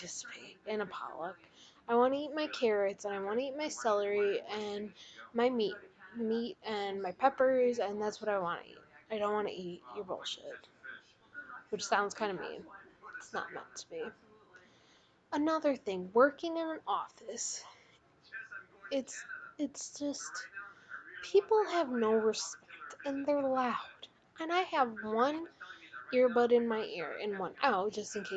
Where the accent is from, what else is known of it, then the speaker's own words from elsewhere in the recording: Illinois, United States; now in Wisconsin, United States; I'm from Illinois, moved to Wisconsin.